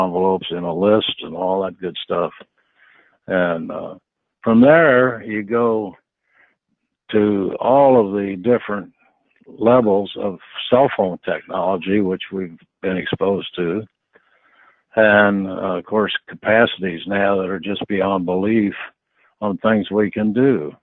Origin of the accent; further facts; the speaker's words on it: Fort Wayne, Indiana, United States; I grew up in Fort Wayne, Indiana, out in the country, with the 8-party line for telephone